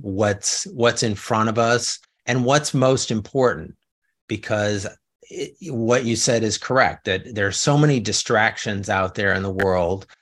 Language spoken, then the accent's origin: English; Chicago, Illinois, United States; moved away as an adult; also born or lived in New Orleans / Los Angeles; now in California, United States; when I was growing up in the South Side